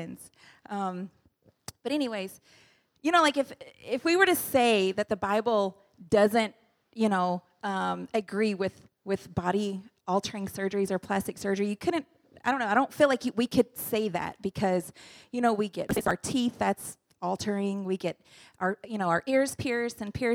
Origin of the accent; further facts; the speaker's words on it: United States; moved away as an adult; now in Indonesia; we're from the U.S., we're from the United States